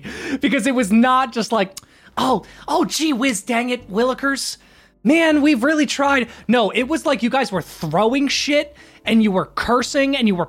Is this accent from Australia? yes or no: no; Philadelphia, Pennsylvania, United States; I'm from